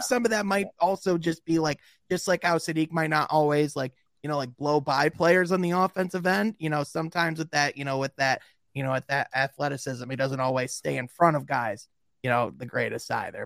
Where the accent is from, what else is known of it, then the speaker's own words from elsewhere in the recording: Grand Rapids, Michigan, United States; there's a big city in, in, uh, Michigan called Grand Rapids. That's where I'm